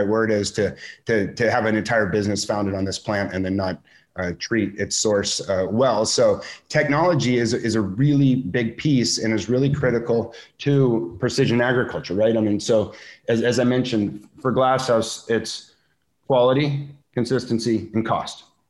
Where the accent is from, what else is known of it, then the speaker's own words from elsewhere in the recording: Santa Barbara, California, United States; my hometown of Santa Barbara